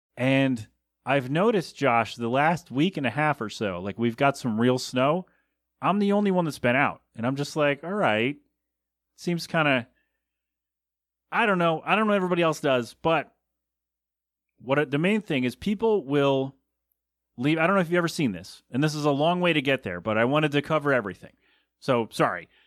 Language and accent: English; Bristol, Pennsylvania, United States; moved away; my hometown of Bristol, P